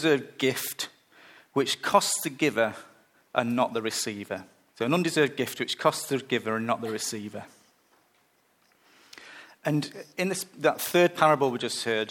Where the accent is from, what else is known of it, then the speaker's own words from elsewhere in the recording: United Kingdom; moved away; I'm British